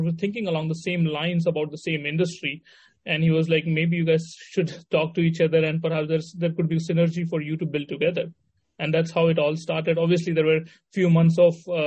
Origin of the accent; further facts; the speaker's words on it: Mumbai, Maharashtra, India; also born or lived in Varanasi, India / Missouri, United States; Went to school in Mumbai. That's where I primarily grew up.